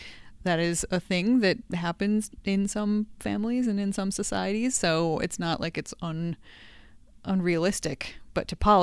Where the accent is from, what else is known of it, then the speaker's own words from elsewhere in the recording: United States; I grew up in the United States and I knew that was a thing.